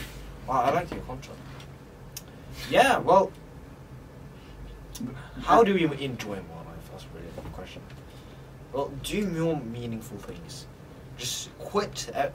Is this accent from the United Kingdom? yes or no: yes; United Kingdom; accent: British; Damn, actually, one thing that's happened recently is my accent's got really bad. I don't actually sound like a Brit. Well, luckily, I'm going to the UK this year